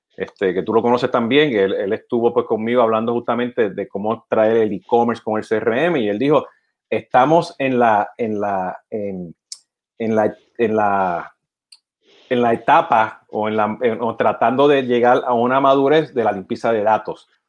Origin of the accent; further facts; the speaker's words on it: Puerto Rico; siendo puertorriqueño